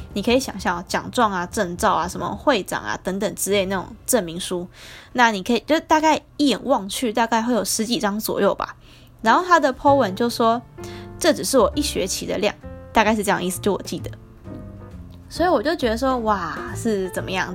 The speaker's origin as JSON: {"language": "Chinese", "country": "Taiwan", "accent": "Taiwanese", "moved": "yes", "said": "台湾人讲话会有一种弯腔，就他们讲说， 呃， 就是我们讲话比较爹， 然后我们会有一种独特的腔调"}